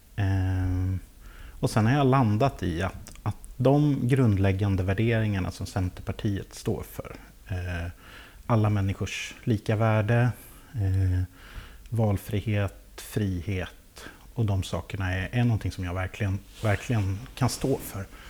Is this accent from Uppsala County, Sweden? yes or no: no; Lästringe, Södermanland, Sweden; also born or lived in Nyköping; now in Vagnhärad, Sweden; så är jag uppväxt i, i Lästringen